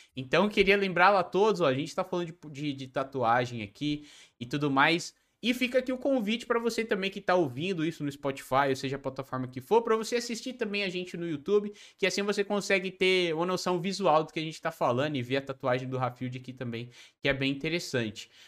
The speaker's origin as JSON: {"language": "Portuguese", "region": "São Paulo", "country": "Brazil", "said": "eu sou da capital também, só que eu sou da Zona Sul, Santo Amaro"}